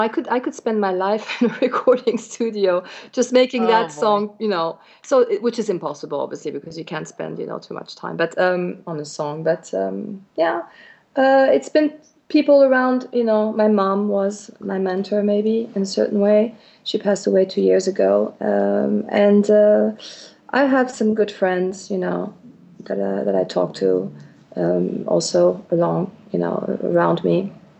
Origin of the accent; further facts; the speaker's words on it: Switzerland; the fact that I come from Switzerland, which is a tiny small country up there in the Alps somewhere, that I've been raised with animals